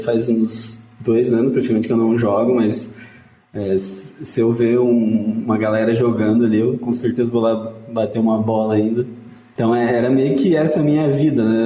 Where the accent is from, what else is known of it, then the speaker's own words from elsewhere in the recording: Santa Isabel do Oeste, Paraná, Brazil; eu nasci em Santa Isabel do Oeste, que é uma cidadezinha do, do sudoeste ali